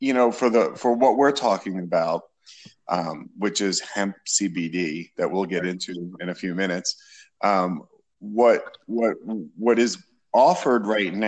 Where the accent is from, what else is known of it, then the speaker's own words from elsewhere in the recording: New York, United States; now in Florida, United States; I originally was born and raised in New York and moved to Florida